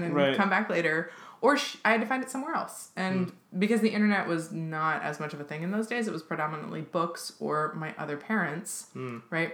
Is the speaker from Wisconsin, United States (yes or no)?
no; Seattle, Washington, United States; I grew up in Seattle, and in Seattle in the 90s and 2000s